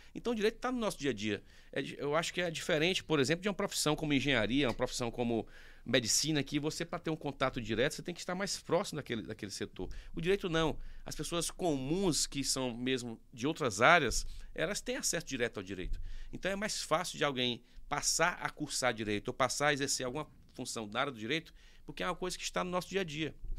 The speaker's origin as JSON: {"language": "Portuguese", "town": "Teresina", "region": "Piauí", "country": "Brazil", "tie": "born or raised there", "said": "Nasci aqui, né, sempre morei aqui"}